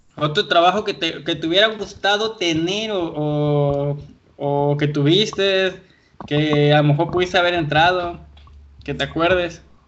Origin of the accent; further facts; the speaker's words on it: Colima, Mexico; Él desde Querétaro, yo aquí en Colima, pero los dos somos de aquí de Colima y aquí nos conocimos